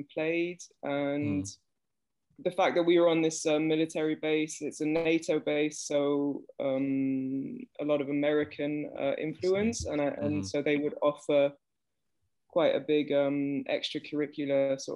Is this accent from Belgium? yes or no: yes; Belgium; I was born in Belgium, and I've basically lived in Belgium most of my life.